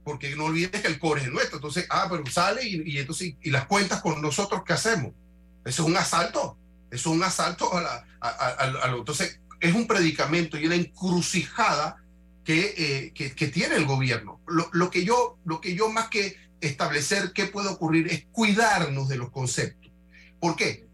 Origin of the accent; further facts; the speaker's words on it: Panama; como panameño